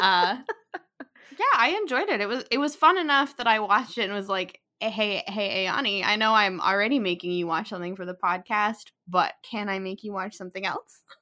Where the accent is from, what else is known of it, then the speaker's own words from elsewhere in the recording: United States; we are two American women